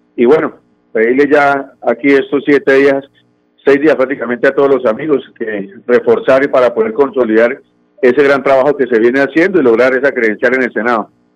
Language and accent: Spanish; Floridablanca, Santander, Colombia; yo soy del municipio de Florida Blanca, como usted muy bien nombraba, el barrio de La Cumbre